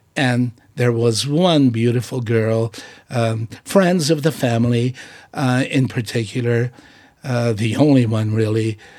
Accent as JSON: {"language": "English", "country": "Portugal", "moved": "yes", "lives_now": "United States", "said": "I have pride in being Portuguese. I have pride in being an American by choice"}